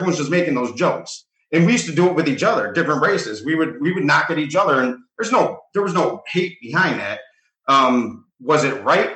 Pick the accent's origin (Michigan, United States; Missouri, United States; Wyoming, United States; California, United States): Michigan, United States; Detroit; also born or lived in Roseville, Michigan / Hazel Park, Michigan; I grew up in Detroit till I was about 10 years old. Then I moved over to Roseville about a year and a half, then finished it off in Hazel Park.